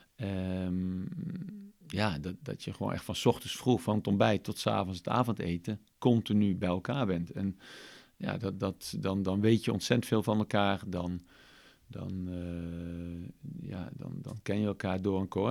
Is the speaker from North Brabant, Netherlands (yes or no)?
yes; Eindhoven, North Brabant, Netherlands; ik uit Eindhoven kom